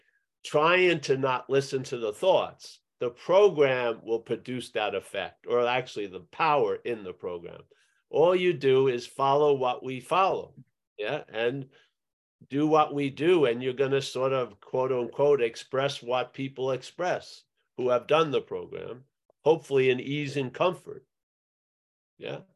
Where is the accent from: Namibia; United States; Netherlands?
United States; my growing up in America